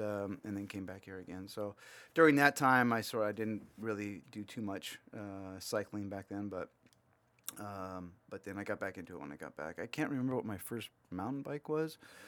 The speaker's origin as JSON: {"language": "English", "town": "Laguna Hills", "region": "California", "country": "United States", "tie": "born or raised there", "said": "I grew up in Laguna Hills. So"}